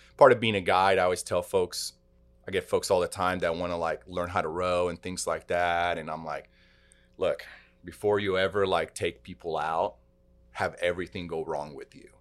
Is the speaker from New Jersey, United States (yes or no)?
no; Texas, United States; growing up in Texas